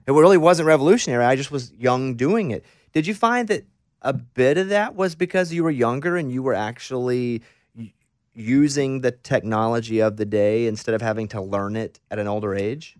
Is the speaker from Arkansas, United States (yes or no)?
yes; Mountain Pine, Arkansas, United States; growing up in Mountain Pine, Arkansas